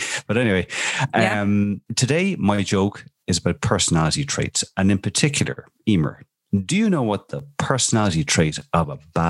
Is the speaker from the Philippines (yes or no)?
no; Dublin, Leinster, Ireland; Well, I am from Clontarf, you know, it's like Beamer, you know.